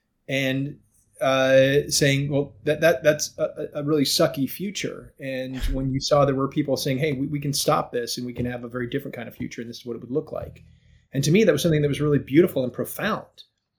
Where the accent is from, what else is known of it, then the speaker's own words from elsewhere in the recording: outside of Atlanta, Georgia, United States; I grew up in Georgia in a suburban neighborhood outside of Atlanta. It was very rural at the time. Neighbors had horses.